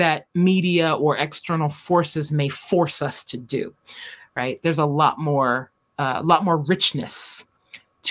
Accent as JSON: {"language": "English", "area": "Baltimore County", "region": "Maryland", "country": "United States", "tie": "born or raised there", "said": "I grew up in Baltimore County"}